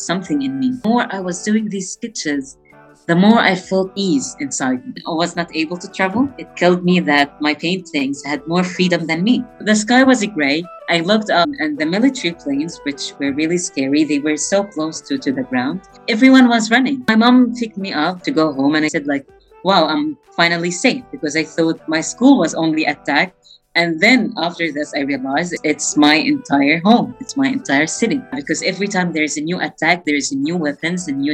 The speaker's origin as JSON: {"language": "English", "region": "Gaza Strip", "country": "Palestine", "tie": "born or raised there", "said": "I grew up in the Gaza Strip to a very loving and big family"}